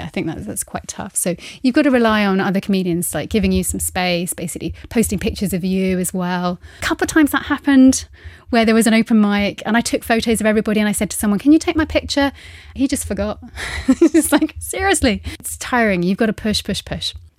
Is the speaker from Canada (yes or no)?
no; United Kingdom; now in Luxembourg; I'm being a British woman, I, I am now half Luxembourgish.